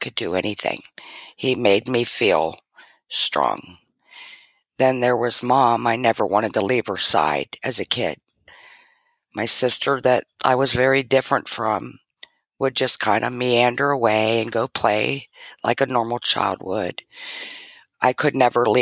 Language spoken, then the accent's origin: English; Arlington, Virginia, United States; also born or lived in Washington, D.C.; moved on to Arlington, Virginia